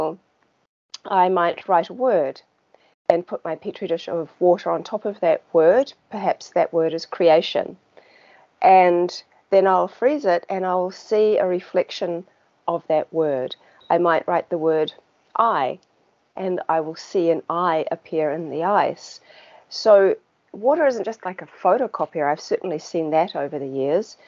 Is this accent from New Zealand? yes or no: yes; New Zealand; as you can probably tell by my accent, I'm from New Zealand.